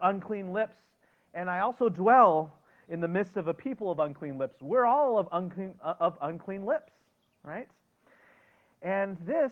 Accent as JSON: {"language": "English", "country": "United States", "said": "as an American citizen, something I'm proud to be and grateful to be"}